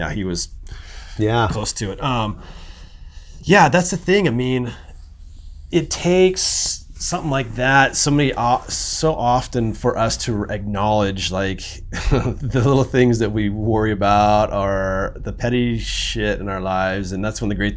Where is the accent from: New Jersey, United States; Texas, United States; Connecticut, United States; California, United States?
California, United States; Santa Cruz; growing up in Santa Cruz